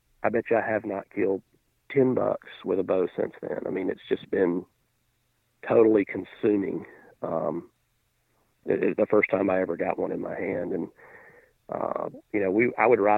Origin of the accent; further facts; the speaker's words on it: Alabama, United States; I grew up in, Alabama